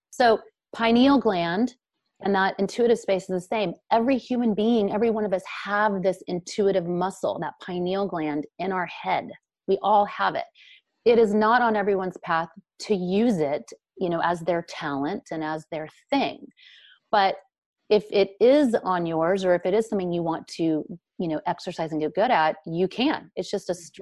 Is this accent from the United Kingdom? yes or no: no; Brazil; now in United States; because it's not accepted here in America. Nobody talks about the psychic space. Nobody speaks of the dead. We grew up in Brazil. We were talking to our grandmothers who had passed on.